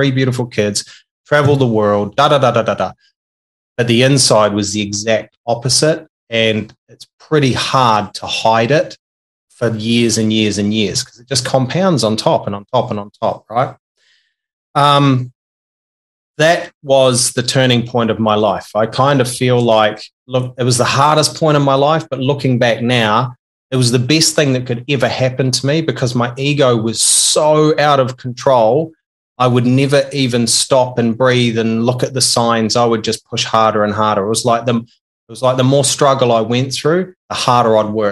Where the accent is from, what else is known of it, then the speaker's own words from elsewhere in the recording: New Zealand; I'm a Kiwi, and I was brought up in a small country town in New Zealand with 800 people